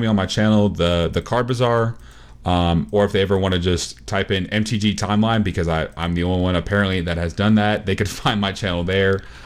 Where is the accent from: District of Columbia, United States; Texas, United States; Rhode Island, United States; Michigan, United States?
Texas, United States